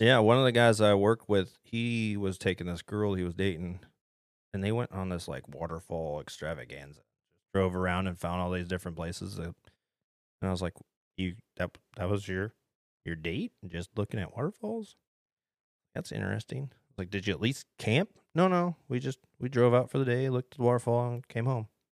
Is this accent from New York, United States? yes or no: no; Ohio, United States; moved away; I was spoiled growing up in Ohio